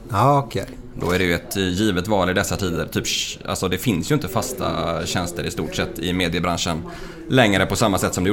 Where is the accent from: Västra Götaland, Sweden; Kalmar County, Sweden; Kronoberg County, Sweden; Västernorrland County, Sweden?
Västra Götaland, Sweden; Lysekil; Eh, jag kommer från Lysekil eh, från början.